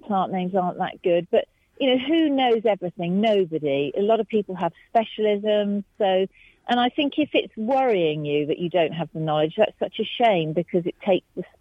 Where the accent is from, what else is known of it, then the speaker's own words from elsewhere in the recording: Herefordshire, West Midlands, United Kingdom; I was from Herefordshire